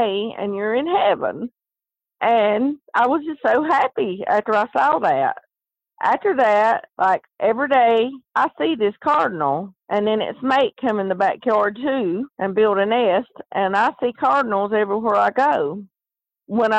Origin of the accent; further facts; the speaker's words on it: the South, United States; accent: Southern; I'm from the South, and I talk Southern